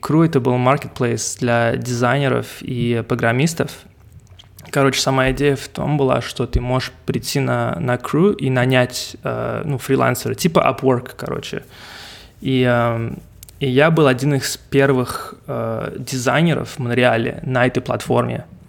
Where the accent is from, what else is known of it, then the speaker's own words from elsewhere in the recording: Montreal, Quebec, Canada; first language English; Russian is a second language; also born or lived in Russia; родился в России и переехал ага. сюда, ко мне было там, 5 лет, что ли. Поэтому я уже здесь 25 лет живу в Канаде